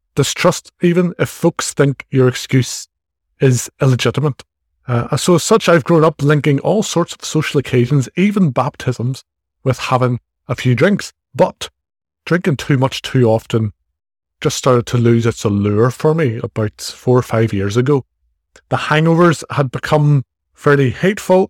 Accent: Ireland; accent: Irish; as you can probably tell from my accent, I, I'm in Ireland

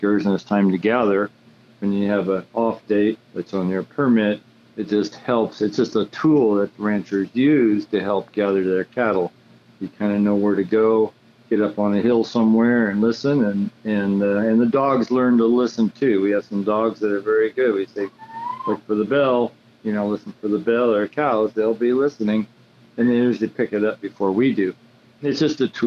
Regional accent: Sonora, California, United States; Born and raised in Sonora

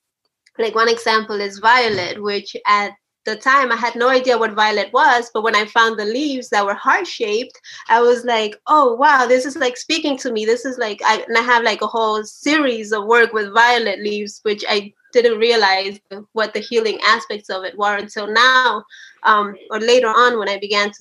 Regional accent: New Jersey, United States; also born or lived in Chalchuapa, El Salvador; at the age of 8, my family and I migrated from that, and we came to the United States, to New Jersey

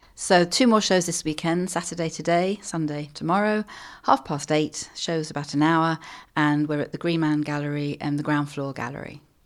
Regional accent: London, United Kingdom; growing up in London

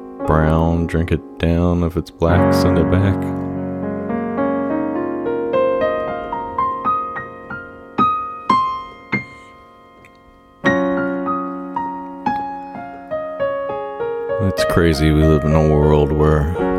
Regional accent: Dallas, Texas, United States; moved away; also born or lived in New York / California; I'm originally from Dallas

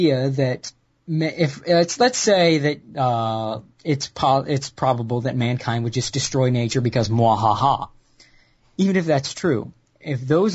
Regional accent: United States; being an American white man living with a Southern asshole family

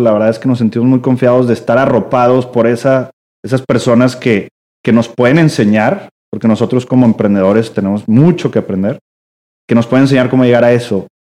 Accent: Mexico; yo como mexicano

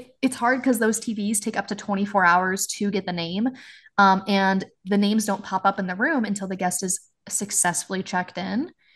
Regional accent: Washington, United States; moved away as an adult; my hometown

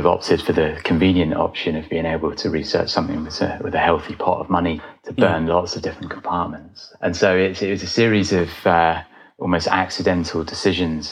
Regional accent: Brackley, East Midlands, United Kingdom; I grew up about 5 miles away from Silverstone Circuit in the UK, which is sort of the home of British motorsport.

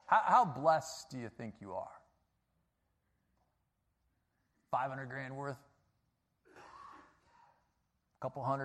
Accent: Chicago, Illinois, United States; my school was like featured as the worst inner city school in Chicago

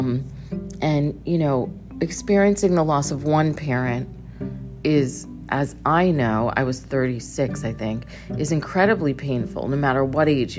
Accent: Connecticut, United States; moved away; I moved away from Connecticut a long time ago, so I sort of lost that identity. But didn't when I went back to Connecticut

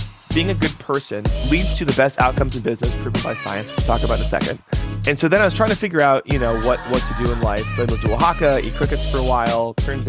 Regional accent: Nebraska, United States; I'm from Nebraska, which is a small state in the center of the country that no one's typically been to. I grew up overseas for a big part of my life.

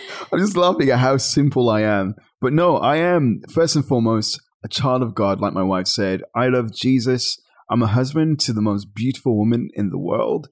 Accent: Birmingham, West Midlands, United Kingdom; I was born and raised in Birmingham, England

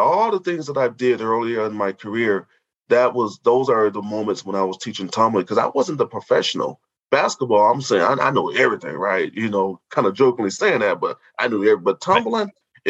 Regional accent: Racine, Wisconsin, United States; moved away as an adult; also born or lived in Duluth, Minnesota; now in Minneapolis, United States; growing up in Racine, I was a street tumbler

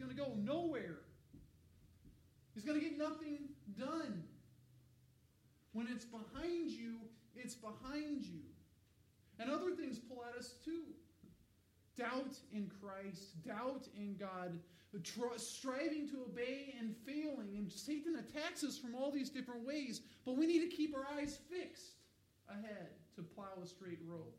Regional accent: Colorado, United States; I grew up in Colorado

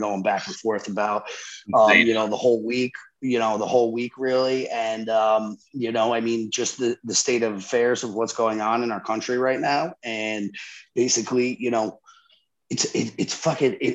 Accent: New Jersey, United States; we grew up in Jersey where it's very diverse

